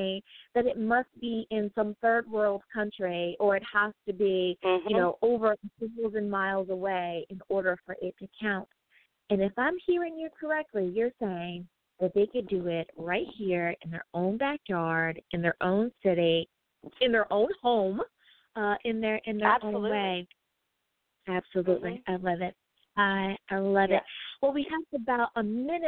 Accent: United States; my home country

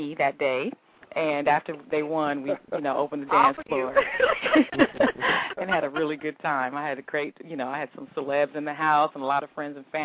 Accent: Inglewood, California, United States; I'm from Inglewood

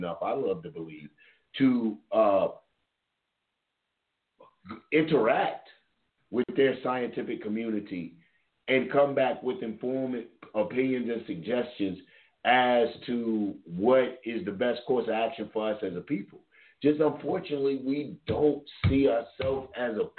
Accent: Kentucky, United States; moved away; also born or lived in the South; I came up in an integrated place. Everybody knows originally I'm from Kentucky

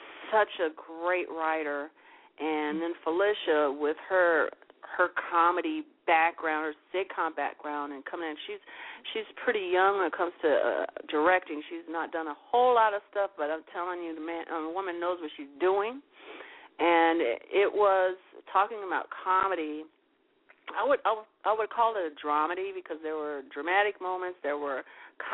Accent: Chicago, Illinois, United States; moved away as an adult; also born or lived in New York; I'm from Chicago, but I moved before I really, really got entrenched in what I'm doing

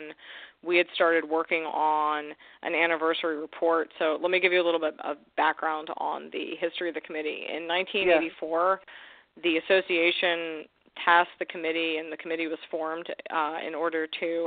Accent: New York City, New York, United States; I'm a born and raised New Yorker. I grew up in Yorkville, Manhattan

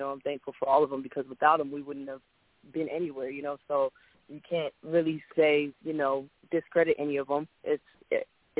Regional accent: Seattle, Washington, United States; also born or lived in Chicago; now in Texas, United States; I'm from Seattle, Washington.

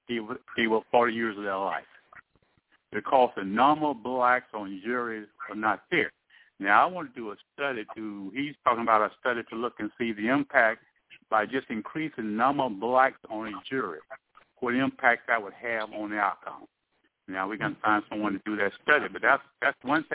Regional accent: East Texas, United States; born and raised in East Texas

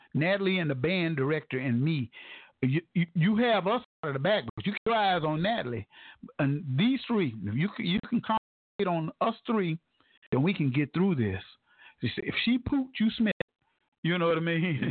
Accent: Tulsa, Oklahoma, United States; moved away as an adult; also born or lived in Ohio / Hollywood; I'd move back to Tulsa, Oklahoma, my hometown

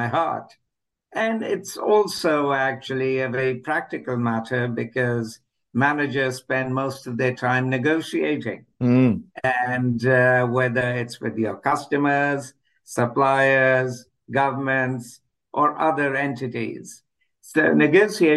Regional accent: India; moved away as an adult; also born or lived in England; now in United States; I'm originally from India. I first left for England when I was in the mid-20s, and then I moved on to the US.

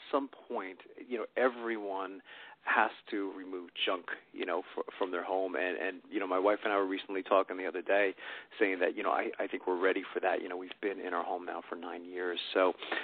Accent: Sayreville, New Jersey, United States; also born or lived in New York; now in Pennsylvania, United States; I grew up in Sayreville, New Jersey

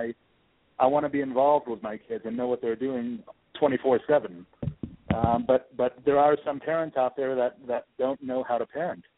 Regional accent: Washington, District of Columbia, United States; moved away as an adult; also born or lived in Michigan; I was born and raised in Washington, D.C.

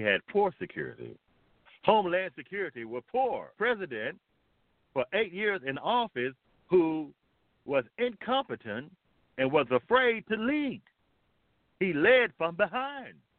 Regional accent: United States; America is my homeland, it's my home

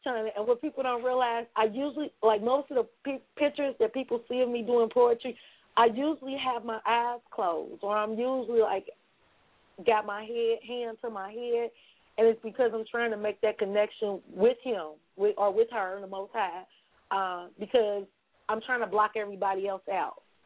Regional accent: Cincinnati, Ohio, United States; born and raised right here in Cincinnati, Ohio

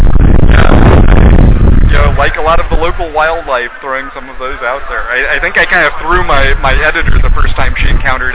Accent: Southwest, United States; I grew up here in the Southwest.

